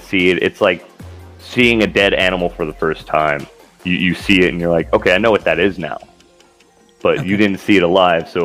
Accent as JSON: {"language": "English", "region": "central Idaho", "country": "United States", "tie": "born or raised there", "also_born_or_lived": "South Korea / Utah / Vilseck, Germany", "moved": "as an adult", "said": "So originally I'm from Idaho. I grew up in a small country town in central Idaho."}